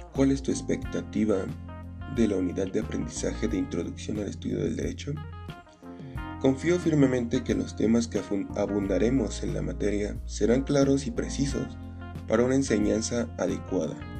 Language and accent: Spanish; Acambay?, State of Mexico, Mexico; Nací en Acracomulco, Estado de México